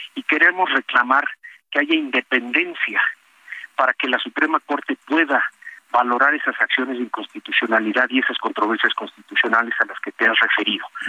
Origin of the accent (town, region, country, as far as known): Mexico